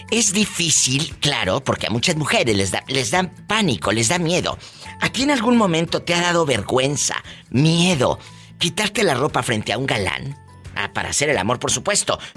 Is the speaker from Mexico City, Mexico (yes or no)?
no; Colotlán, Jalisco, Mexico; now in United States; Yo vivo en... Yo soy de Jalisco, de Colotlán.